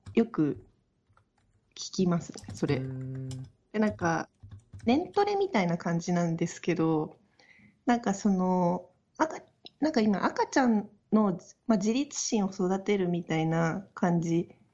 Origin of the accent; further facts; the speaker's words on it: Chiba, Japan; moved away; 私の実家の千葉